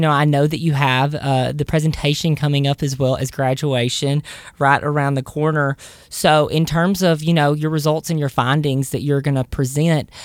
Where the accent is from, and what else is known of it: Southern United States, United States; accent: Southern